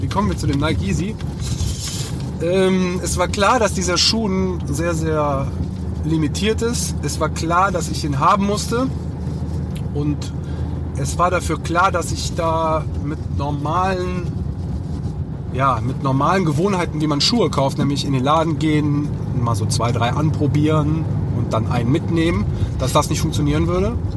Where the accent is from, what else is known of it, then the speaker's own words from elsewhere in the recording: Leverkusen, North Rhine-Westphalia, Germany; moved away as an adult; also born or lived in Cologne; now in Düsseldorf, Germany; ich bin in Leverkusen aufgewachsen. Also das ist so meine, meine Hometown, meine Base, wo meine Eltern noch immer noch wohnen.